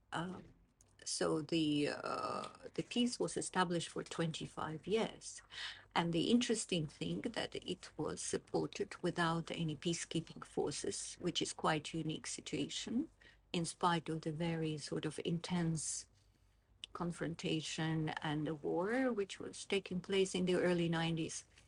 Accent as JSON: {"language": "English", "town": "Baku", "country": "Azerbaijan", "tie": "born or raised there", "also_born_or_lived": "Moscow, Russia", "moved": "as an adult", "lives_now": "Oxford, United Kingdom", "said": "I was born in Moscow, but I grew up in Baku, Azerbaijan"}